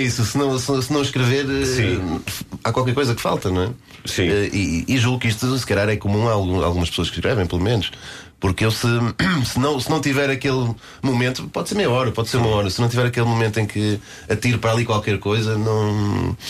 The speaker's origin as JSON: {"language": "Portuguese", "town": "Guimarães", "region": "Norte", "country": "Portugal", "tie": "born or raised there", "said": "Eu comecei no, no, no Grande Vitória de Guimarães, né, na minha terra natal"}